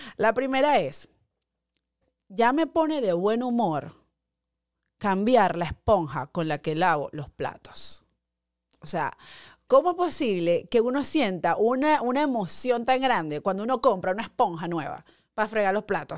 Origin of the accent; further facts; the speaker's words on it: Guárico, Venezuela; moved away as an adult; now in United States; allá en mi pueblo guárico